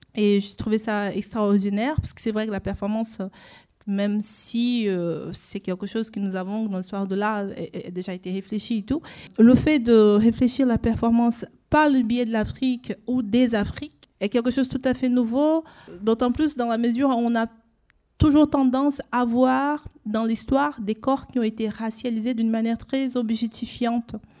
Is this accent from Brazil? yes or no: yes; Brazil; moved away; là d'où je viens en fait, qui est le processus colonial de racialisation au Brésil